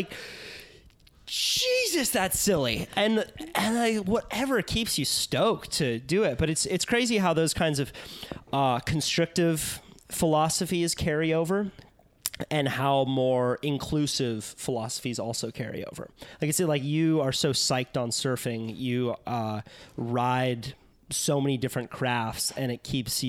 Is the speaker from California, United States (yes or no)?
yes; Santa Cruz, California, United States; I mean, as I said, I grew up in Santa Cruz as a shortboarder, and it was almost like I wasn't allowed to longboard as a kid.